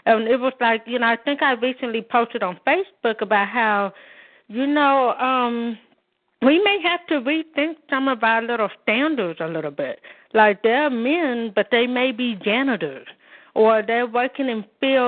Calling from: Oakland, California, United States; from Oakland, California.

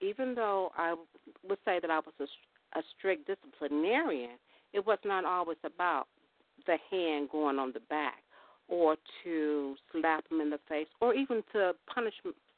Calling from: Chicago, Illinois, United States; calling from Chicago.

